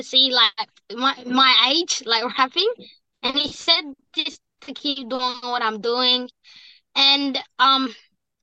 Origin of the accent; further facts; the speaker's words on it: Perth, Western Australia, Australia; I'm from Perth, Western Australia, and my mob is Noongar Wongi.